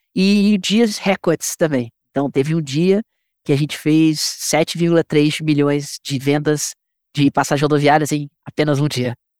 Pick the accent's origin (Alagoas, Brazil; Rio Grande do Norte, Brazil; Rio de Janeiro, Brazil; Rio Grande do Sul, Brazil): Rio de Janeiro, Brazil; now in São Paulo, Brazil; Eu sou, sou carioca, moro em São Paulo